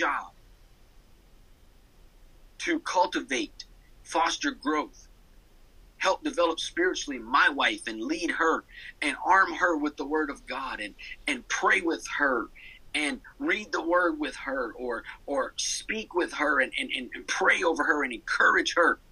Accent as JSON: {"language": "English", "region": "Arkansas", "country": "United States", "tie": "born or raised there", "moved": "yes", "lives_now": "Connecticut, United States", "said": "I grew up in Arkansas."}